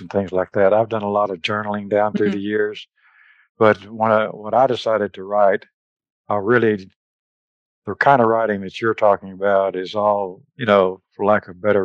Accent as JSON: {"language": "English", "region": "Texas", "country": "United States", "said": "I am from Texas."}